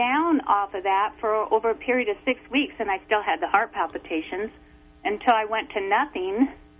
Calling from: Oregon, United States; Hey, I'm from Eastern Oregon.

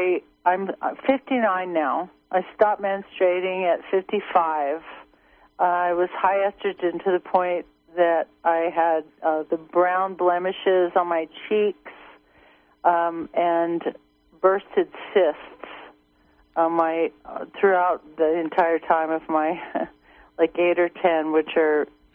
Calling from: Blue Lake, California, United States; Hello, I'm from Blue Lake. I'm a member, and thanks for your show.

